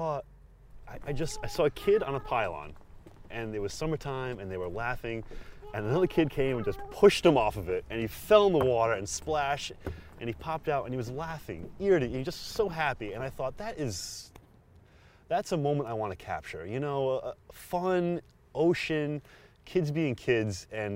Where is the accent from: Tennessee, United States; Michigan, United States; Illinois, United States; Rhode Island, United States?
Rhode Island, United States; Matunuck; I grew up in Matunuck, and I love, southern Rhode Island.